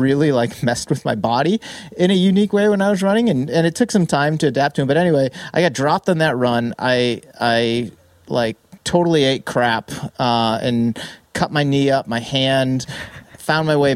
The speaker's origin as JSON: {"language": "English", "region": "Massachusetts", "country": "United States", "tie": "born or raised there", "also_born_or_lived": "San Diego", "moved": "as an adult", "lives_now": "San Francisco Bay Area, United States", "said": "I spent pretty much my entire life in Massachusetts, first 28 years of it on the East Coast"}